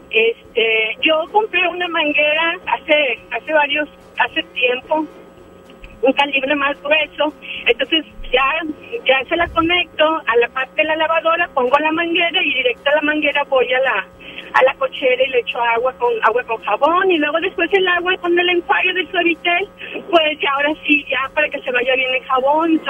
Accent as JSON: {"language": "Spanish", "town": "Monterrey", "region": "Nuevo León", "country": "Mexico", "tie": "born or raised there", "said": "yo soy regia desde que nací."}